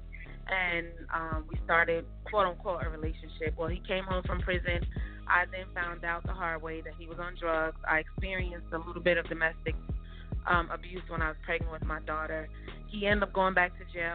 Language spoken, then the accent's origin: English; New York City, New York, United States; also born or lived in Georgia; now in Atlanta, United States; I was born and raised in Brooklyn, New York, by way of Georgia, so I'm actually near Atlanta, Georgia now. That's where I reside